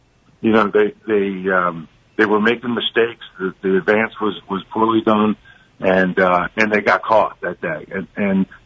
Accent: Ridley Park, Pennsylvania, United States

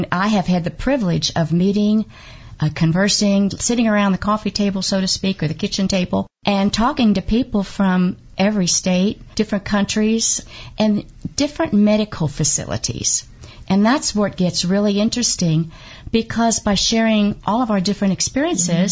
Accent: Kentucky, United States; I am from Kentucky

